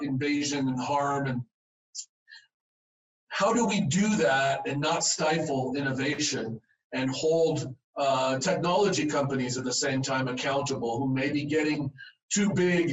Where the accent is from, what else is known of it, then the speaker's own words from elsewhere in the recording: Los Angeles, California, United States; also born or lived in San Fernando Valley / Hawaii; now in Utah, United States; I was born in Southern California. If any of you have been by the airport, LAX, and seen a big donut, kind of iconic Randy's donut there, a landmark that's right there on La Cienega, where I was raised